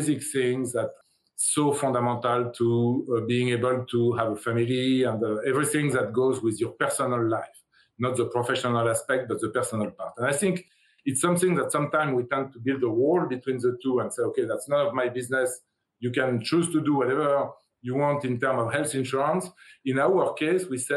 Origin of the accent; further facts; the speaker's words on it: France; moved away as an adult; now in United States; I come from France. I come from Europe. I came to the U.S. 30 years ago.